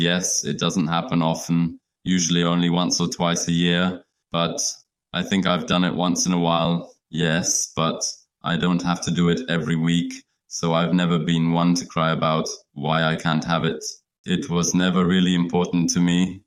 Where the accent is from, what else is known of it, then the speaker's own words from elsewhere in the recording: Leipzig, Saxony, Germany; English is a second language; we all live in Leipzig, in my, my hometown